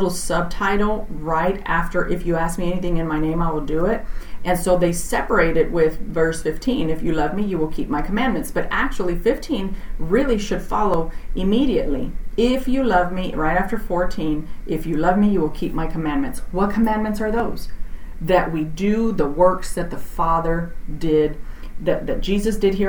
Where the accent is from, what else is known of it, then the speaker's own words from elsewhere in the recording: Texas, United States; I'm from Texas, so I say y'all.